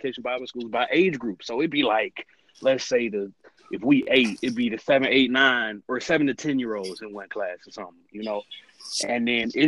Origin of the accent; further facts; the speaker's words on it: Atlanta, Georgia, United States; I'm from Atlanta.